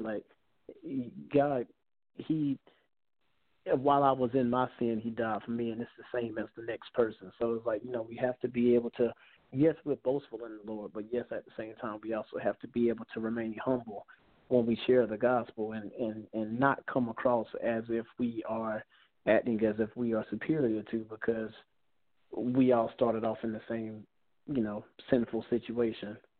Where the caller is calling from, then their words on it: South Carolina, United States; I'm calling from South Carolina.